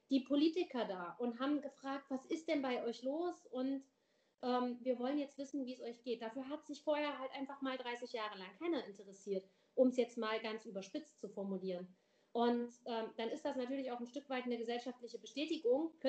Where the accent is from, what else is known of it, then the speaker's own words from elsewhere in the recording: Weimar, Thuringia, Germany; ich bin in Weimar aufgewachsen, das ist jetzt nicht unbedingt ein Dorf, ne?